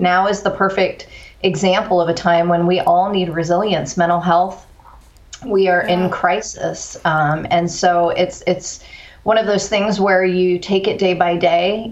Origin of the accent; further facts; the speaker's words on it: Corpus Christi, Texas, United States; also born or lived in East Coast; moved to Corpus Christi, Texas in the fourth grade, uh, graduated high school